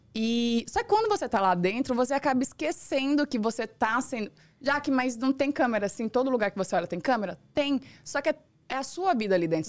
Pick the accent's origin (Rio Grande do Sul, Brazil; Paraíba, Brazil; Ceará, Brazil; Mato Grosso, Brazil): Mato Grosso, Brazil; Rondonópolis; moved away as an adult; now in São Paulo, Brazil; Eu sou criada, nasci e fui criada no, em Rondonópolis, uma cidade pequena